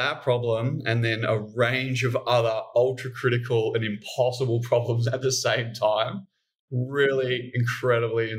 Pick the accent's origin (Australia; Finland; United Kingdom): Australia; Queensland; being a Queenslander